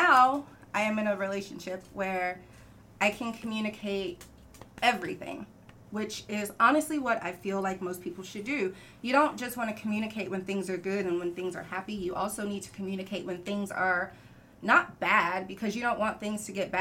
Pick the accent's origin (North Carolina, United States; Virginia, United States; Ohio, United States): North Carolina, United States; moved away; also born or lived in Texas; I was born and raised in North Carolina